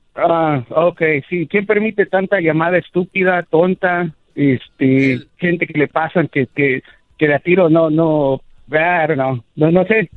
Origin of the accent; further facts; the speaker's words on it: Evanston, Illinois, United States; also born or lived in Florida; now in Vero Beach, United States; yo nací en Chicago, Evanston, Evanston, Illinois, Chicago, pero nos vinimos para acá, para Florida, con mi familia hace como 15 años